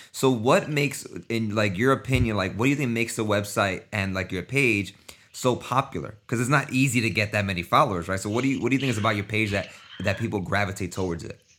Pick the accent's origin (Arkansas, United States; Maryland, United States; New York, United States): New York, United States; I'm from New York too